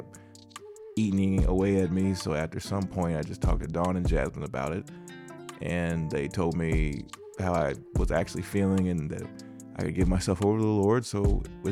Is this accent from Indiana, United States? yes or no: yes; Indianapolis, Indiana, United States; also born or lived in Long Beach, California; Born there, but raised in Indianapolis, Indiana